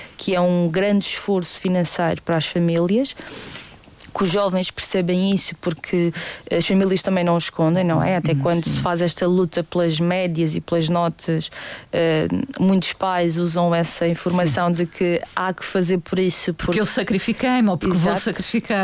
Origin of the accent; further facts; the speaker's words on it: Madeira, Portugal; nós somos uma uma ilha pequenina e que não há nada aqui